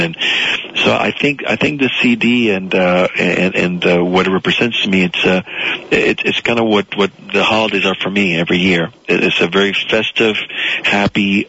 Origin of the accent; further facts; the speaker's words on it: South Florida, United States; English is a second language; I grew up in South Florida, attached to uh, a new life, uh, a new language as a, as a little boy